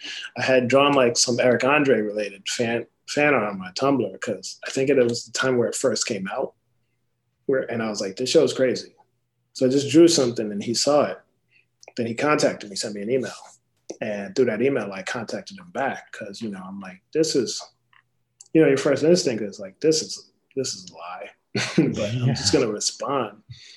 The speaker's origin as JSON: {"language": "English", "region": "East Coast", "country": "United States", "also_born_or_lived": "Philadelphia, Pennsylvania / San Jose, California", "moved": "as an adult", "said": "I'm from the East Coast. Like I was living around North Philly at the time, but then I moved to San Jose"}